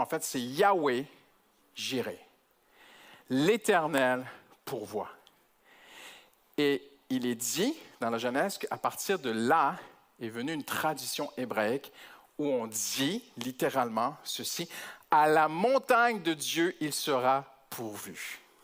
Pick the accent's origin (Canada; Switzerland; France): Canada; je suis canadien